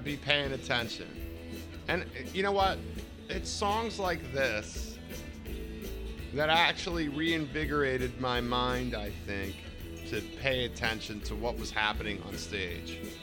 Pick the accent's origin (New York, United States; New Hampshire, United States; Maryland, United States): Maryland, United States; Baltimore; I've always lived in Baltimore or the surrounding area. It's not like I lived in different spots in my life. I've always been here. So I travel out of here. I love my hometown. I love Baltimore